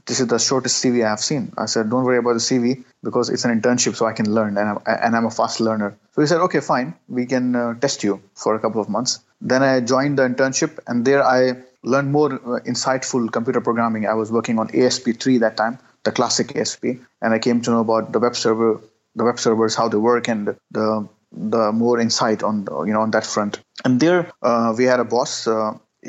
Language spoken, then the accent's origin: English; Karachi, Sindh, Pakistan; English is a second language; I'm born and raised in Karachi